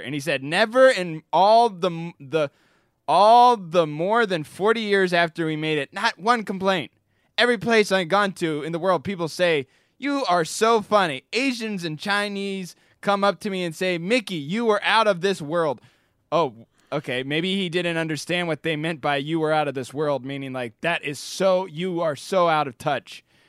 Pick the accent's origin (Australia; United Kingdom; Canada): United Kingdom; me being British